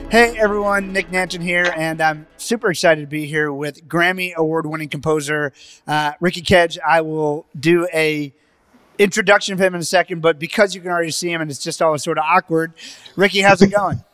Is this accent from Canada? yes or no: no; Barbados; moved away; my parents and my family and I was born in the Caribbean islands and and Barbados